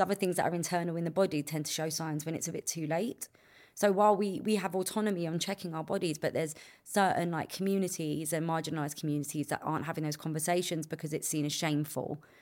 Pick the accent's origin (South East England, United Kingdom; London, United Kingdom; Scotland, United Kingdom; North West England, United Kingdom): London, United Kingdom; I got to grow up in a place where, like, we all hung around on the estates